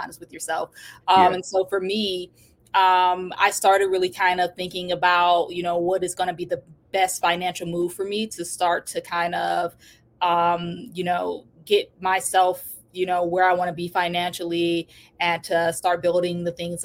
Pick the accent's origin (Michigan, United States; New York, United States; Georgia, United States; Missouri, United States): Michigan, United States; Detroit; I was born in Detroit, Michigan, grew up in a, you know, pretty rough neighborhood